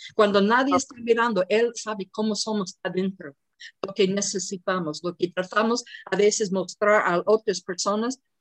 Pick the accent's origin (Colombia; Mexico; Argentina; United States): United States; moved away; yo soy de los Estados Unidos